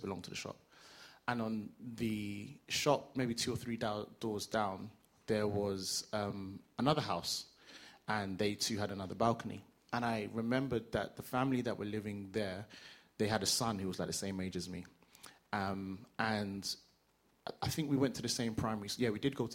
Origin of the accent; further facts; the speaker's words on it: London, United Kingdom; I grew up in East London